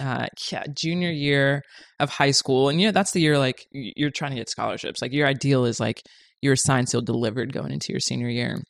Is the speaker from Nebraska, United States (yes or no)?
no; Orlando, Florida, United States; moved away as an adult; now in Los Angeles, United States; originally from Orlando, Florida, born and raised